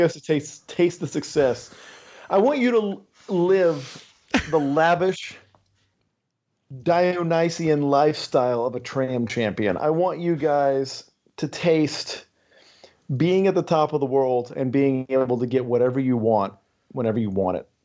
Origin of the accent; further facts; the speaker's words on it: San Antonio, Texas, United States; I grew up in San Antonio.